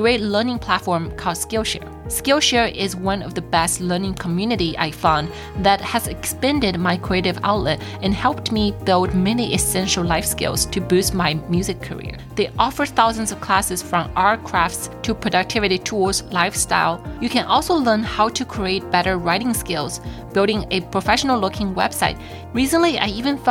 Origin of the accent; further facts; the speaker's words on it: China; moved away; Growing up in China, I don't have those Teachers Appreciation Week